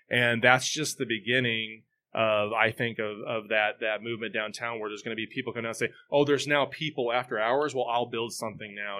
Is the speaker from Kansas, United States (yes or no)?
yes; Southeast Kansas, United States; moved away as an adult; now in Topeka, United States; I'm from Southeast Kansas, but I've been in this area since the mid-nineties.